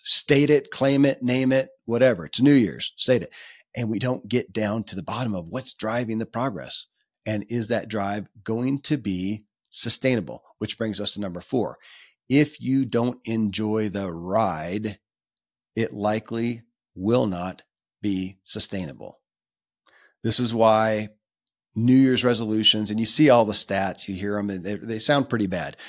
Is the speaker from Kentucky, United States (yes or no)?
yes; Kentucky, United States; born or raised there